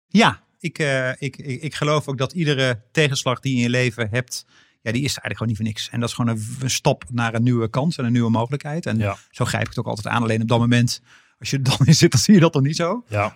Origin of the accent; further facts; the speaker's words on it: North Brabant, Netherlands; moved away as an adult; also born or lived in Antwerp / Randstad; ik was als Brabander